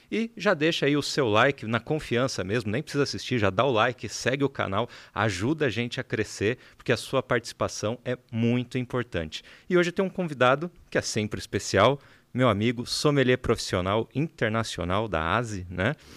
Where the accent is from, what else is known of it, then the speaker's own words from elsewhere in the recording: São José dos Campos, São Paulo, Brazil; moved away as an adult; now in São Paulo, Brazil; Nós somos de São José dos Campos, embora agora todos baseados em São Paulo.